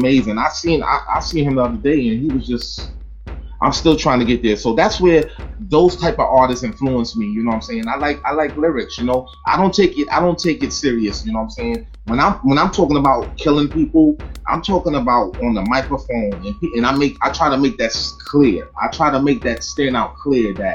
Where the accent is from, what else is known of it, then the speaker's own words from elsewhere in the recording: Brooklyn, New York, United States; moved away; also born or lived in Long Island / Baltimore, Maryland / Orlando, Florida; growing up in Brooklyn